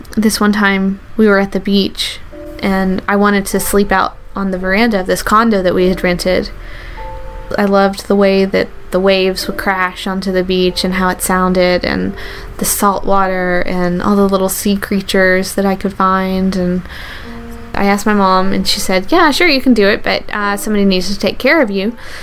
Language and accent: English; the South, United States; I grew up in the South